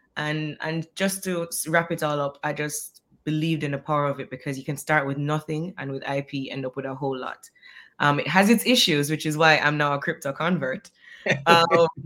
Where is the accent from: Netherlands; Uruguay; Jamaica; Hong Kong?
Jamaica; moved away; also born or lived in Trinidad / Grenada / Australia; I moved away from Jamaica, as you mentioned, when I was younger